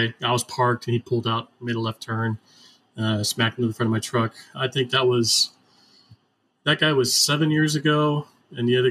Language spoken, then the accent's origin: English; Florida, United States; I'm from Florida